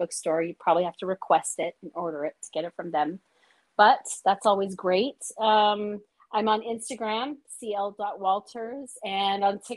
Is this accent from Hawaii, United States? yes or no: yes; Hawaii, United States; I live in Hawaii and I'm from Hawaii.